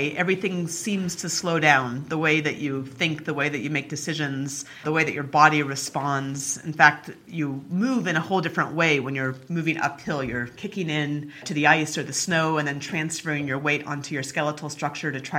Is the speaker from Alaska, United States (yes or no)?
yes; Anchorage, Alaska, United States; I grew up in Alaska